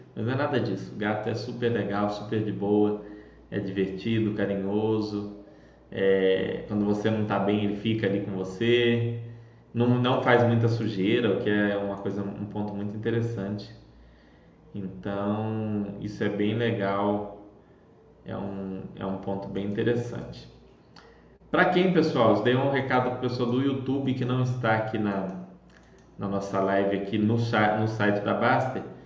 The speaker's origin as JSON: {"language": "Portuguese", "town": "Belo Horizonte", "region": "Minas Gerais", "country": "Brazil"}